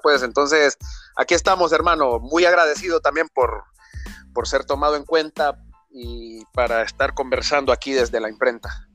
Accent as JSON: {"language": "Spanish", "region": "Comayagua", "country": "Honduras", "tie": "born or raised there", "said": "soy nacido en Comayagua y criado en el hermoso barrio abajo"}